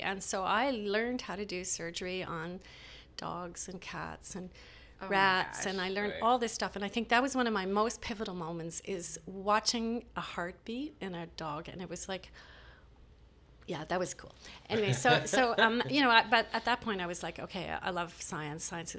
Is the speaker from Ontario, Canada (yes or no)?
no; Montreal, Quebec, Canada; born there; So, and I was born in Montreal.